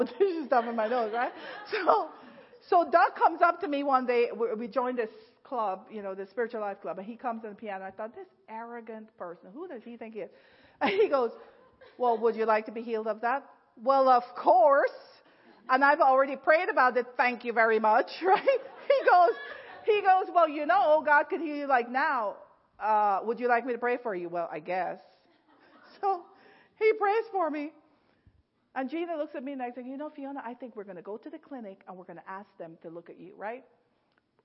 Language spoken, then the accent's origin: English; Guyana; moved away as an adult; now in United States; I was from Ghana instead of Guyana